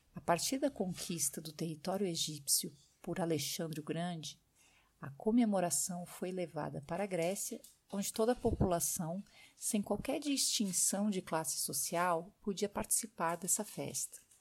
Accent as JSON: {"language": "Portuguese", "country": "Brazil", "moved": "yes", "lives_now": "France", "said": "minha rotina de brasileira vivendo no exterior"}